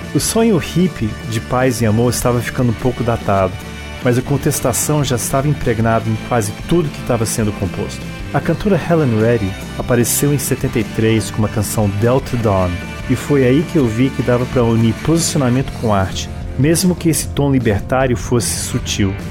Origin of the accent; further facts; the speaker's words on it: Brasília, Federal District, Brazil; also born or lived in Washington, D.C., United States; Sendo americano de nascença, filho de português naturalizado americano, com uma mãe paraense, atenção, não paranaense, paraense, vivi em Washington DC até os 9 anos de idade, quando mudei direto para o Brasil